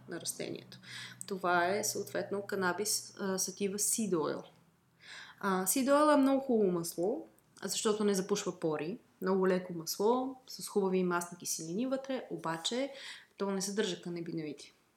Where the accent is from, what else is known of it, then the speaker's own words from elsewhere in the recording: Bulgaria; аз съм и фармацевт, освен че съм българка